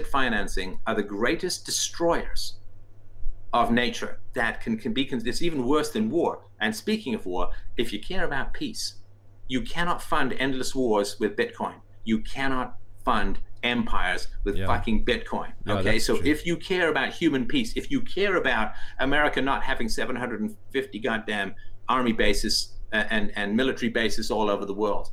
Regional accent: England, United Kingdom; also born or lived in Ireland; I was born in Ireland. I grew up in England.

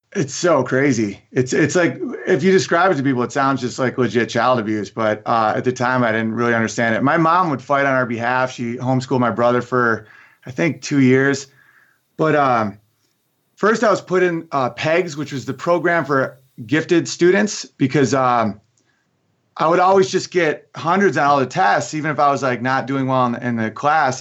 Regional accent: Oswego, New York, United States; moved away as an adult; also born or lived in Los Angeles; I'm from Oswego, New York

